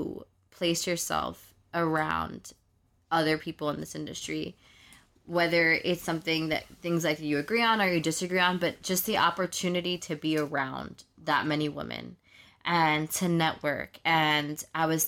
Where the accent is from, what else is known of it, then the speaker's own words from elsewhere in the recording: New York, United States; I'm from New York